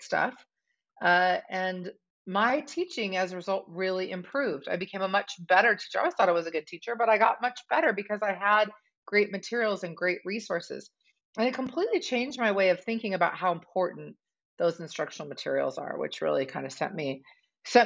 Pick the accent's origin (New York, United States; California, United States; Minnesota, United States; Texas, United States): California, United States; Southern; moved away as an adult; now in Golden, United States; I grew up in Southern California